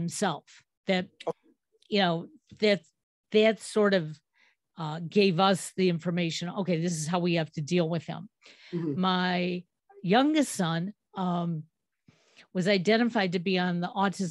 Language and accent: English; Cleveland, Ohio, United States; I'm from Cleveland